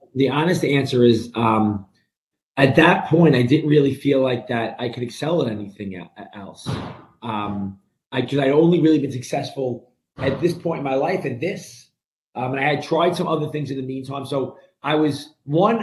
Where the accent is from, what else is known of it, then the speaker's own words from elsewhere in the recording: New York City, New York, United States; moved away as an adult; now in New Jersey, United States; grew up in a, a an Italian Brooklyn neighborhood